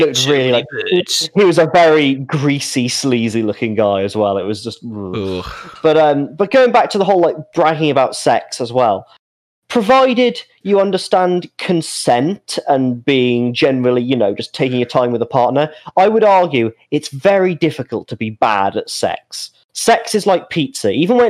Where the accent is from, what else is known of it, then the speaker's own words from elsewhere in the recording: Birmingham, West Midlands, United Kingdom; also born or lived in Thailand; Oh, I'm from Birmingham, but I used to live in Thailand. Anyway, when I was in Thailand, blah, blah, blah